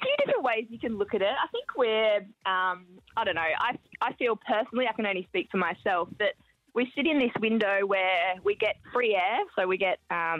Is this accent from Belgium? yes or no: no; Queensland, Australia; moved away as an adult; now in Melbourne, Australia; growing up in Queensland